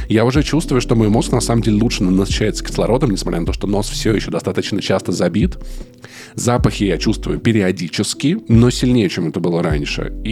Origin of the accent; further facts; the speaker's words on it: Voronezh, Voronezh Oblast, Russia; Я всегда отвечаю, типа, я вырос в Воронеже.